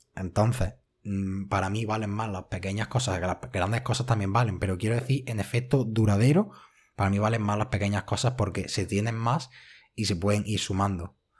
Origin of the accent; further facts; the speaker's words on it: Spain; yo soy español